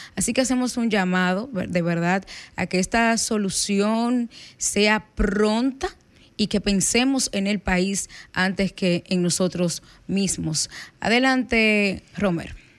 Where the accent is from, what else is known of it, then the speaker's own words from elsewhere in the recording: Loma de Cabrera, Dajabón, Dominican Republic; yo soy de Loma de Cabrera